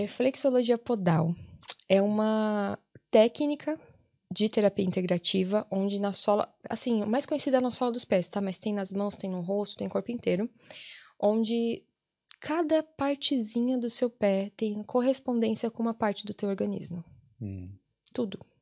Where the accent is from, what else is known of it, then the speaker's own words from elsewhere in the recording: São Paulo, Brazil; moved away as an adult; now in Ireland; Eu sou de São Paulo